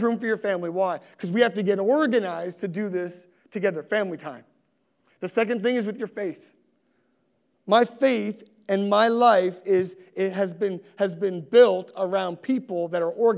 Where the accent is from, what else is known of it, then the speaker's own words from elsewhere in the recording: Halifax, Nova Scotia, Canada; also born or lived in Sackville, Nova Scotia; I grew up in Spryfield